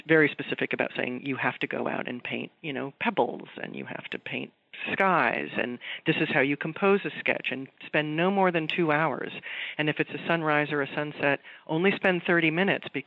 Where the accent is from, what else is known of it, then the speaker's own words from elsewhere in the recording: Los Angeles, California, United States; I'm from Southern California